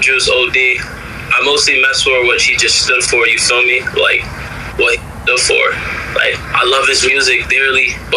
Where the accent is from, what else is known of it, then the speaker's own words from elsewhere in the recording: Bridgeport, Connecticut, United States; also born or lived in Derby, Connecticut; growing up in Bridgeport